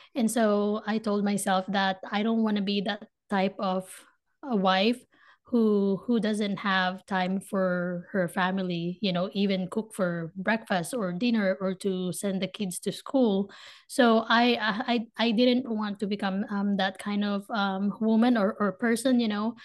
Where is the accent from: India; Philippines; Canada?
Philippines; Manila, Metro Manila; moved away as an adult; now in United States; I was born and raised in the Philippines, in Manila, Philippines